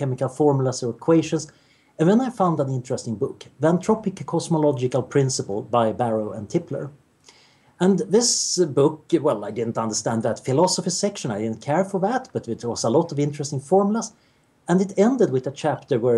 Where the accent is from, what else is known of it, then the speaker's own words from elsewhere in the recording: Sweden; I grew up in Sweden in the 70s, which was about as boring as you can imagine.